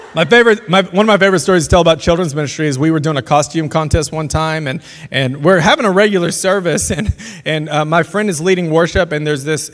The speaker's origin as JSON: {"language": "English", "region": "Louisiana", "country": "United States", "tie": "born or raised there", "moved": "yes", "lives_now": "Lawrence, United States", "said": "I grew up in Louisiana"}